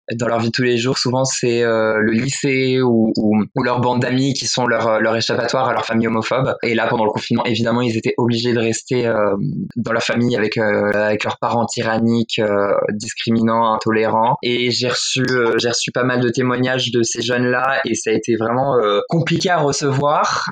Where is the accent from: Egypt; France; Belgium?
France; western France; moved away as an adult; now in Paris, France; je viens de province déjà, je viens de, l'ouest de la France